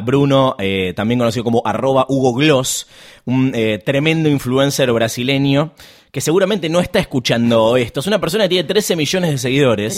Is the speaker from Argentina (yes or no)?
yes; Argentina; Soy argentina